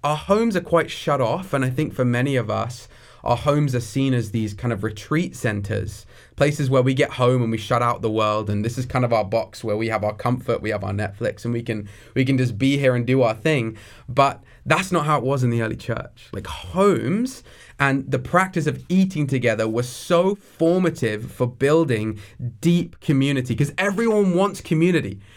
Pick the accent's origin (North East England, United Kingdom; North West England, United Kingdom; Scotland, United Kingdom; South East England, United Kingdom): South East England, United Kingdom; near Brighton; moved away as an adult; now in Coquitlam, Canada; So, I grew up in England. I'm from the southeast of England, near a city called Brighton. and, uh, I grew up there for the first seventeen years of my life.